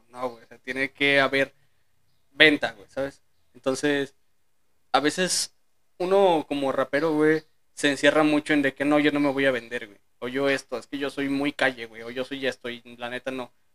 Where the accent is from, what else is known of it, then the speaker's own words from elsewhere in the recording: León, Guanajuato, Mexico; ahí, o sea, en mi tierra